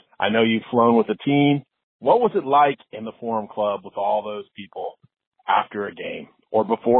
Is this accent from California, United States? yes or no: yes; Simi Valley, California, United States; now in St. Louis, United States; I'm from Simi Valley, California. I currently live in St. Louis.